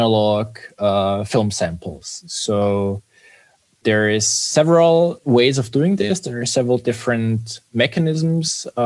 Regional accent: Vienna, Austria; also born or lived in Munich; I'm actually from Vienna, born and raised, and it has always been my home base

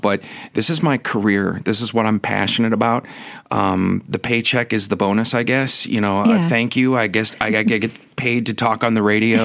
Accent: Milwaukee, Wisconsin, United States; moved away as an adult; also born or lived in San Diego; When I left Milwaukee, which is my hometown, I went to San Diego

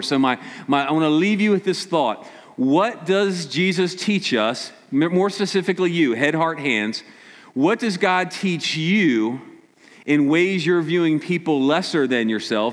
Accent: Maryland, United States; Us from Maryland

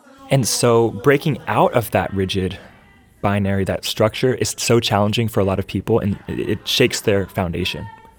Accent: Nashville, Tennessee, United States; I'm from Nashville.

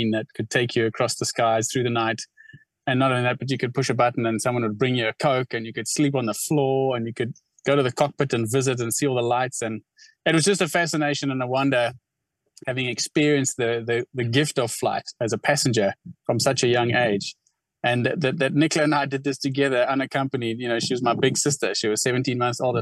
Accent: Cape Town, Western Cape, South Africa; when I grew up in Cape Town

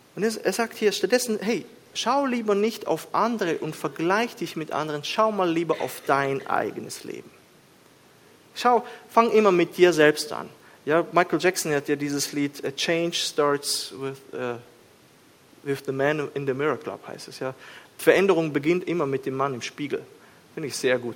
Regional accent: Switzerland

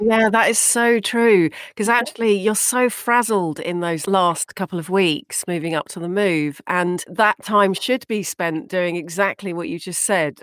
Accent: United Kingdom; moved away as an adult; also born or lived in Dubai / Canada; now in Chicago, United States; growing up in the UK. You can tell that by the accent.

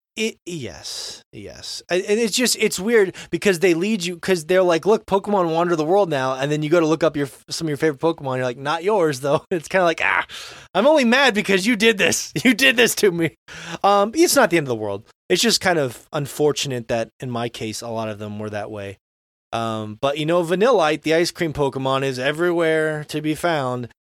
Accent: Florida, United States; when I was, you know, ten years old growing up in Florida

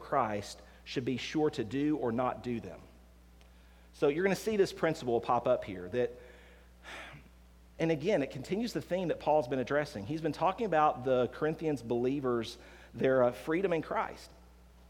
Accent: the South, United States; growing up in the South

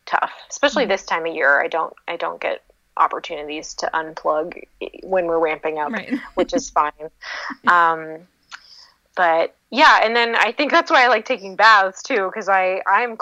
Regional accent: Seattle, Washington, United States; moved away; I'm from Seattle originally

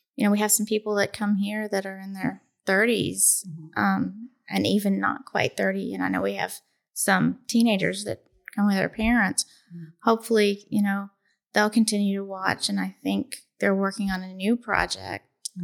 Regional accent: Cleveland, Tennessee, United States; Cleveland, Tennessee. That's just outside of Chattanooga

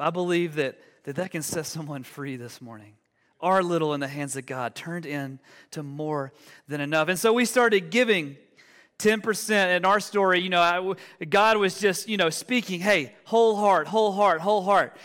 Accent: Alabama, United States; moved away as an adult; now in Denver, United States; we're originally from, from Alabama. Uh, and we moved to the Denver Metro about four years ago

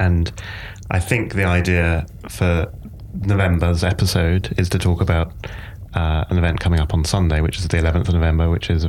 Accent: England, United Kingdom; I grew up in England

